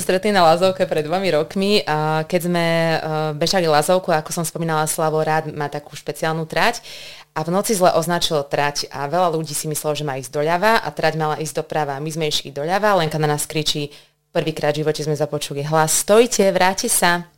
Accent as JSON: {"language": "Slovak", "town": "Banská Bystrica", "region": "Banská Bystrica Region", "country": "Slovakia", "said": "som teda Bystričanka, pracujem vo zvolenie"}